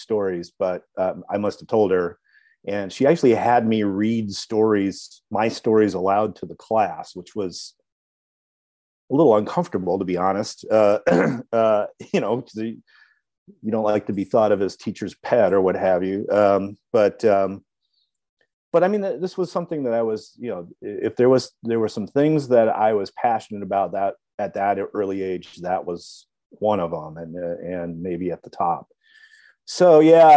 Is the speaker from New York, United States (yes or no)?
no; Wilmette, Illinois, United States; also born or lived in Ohio / Washington, D.C.; now in Chicago, United States; I grew up in Wilmette in the northern suburbs, North Shore of Chicago.